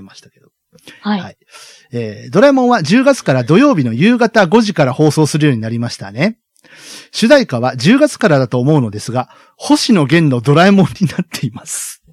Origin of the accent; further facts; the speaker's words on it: Kyushu, Japan; 我々九州育ちですから。